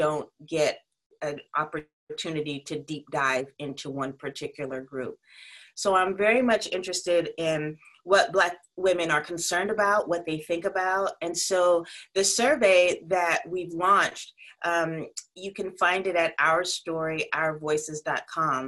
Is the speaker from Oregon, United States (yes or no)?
no; South Carolina, United States; also born or lived in Connecticut; now in New York City, United States; I'm from South Carolina, but I'm currently in Connecticut. where we're on lockdown, and I live in New York City.